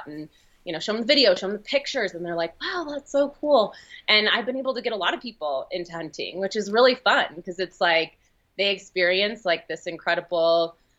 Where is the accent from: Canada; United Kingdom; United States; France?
United States; Oregon; moved away as an adult; now in Utah, United States; being born and raised in Oregon, I'm always surrounded by trees